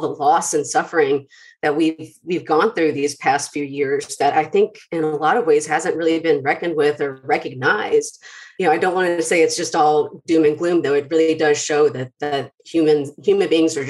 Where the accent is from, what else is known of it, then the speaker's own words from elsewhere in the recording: Atlanta, Georgia, United States; also born or lived in southern Mississippi; So I was born in southern Mississippi because my parents were in school down there, but I lived in metro Atlanta most of my life.